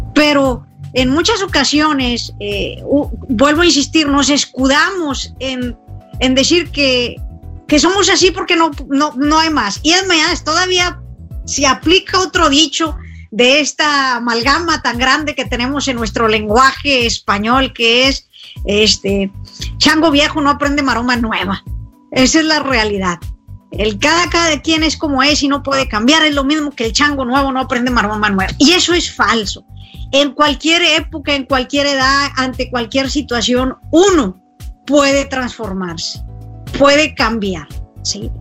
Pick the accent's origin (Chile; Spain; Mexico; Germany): Mexico; conozco México y lo pongo en mi país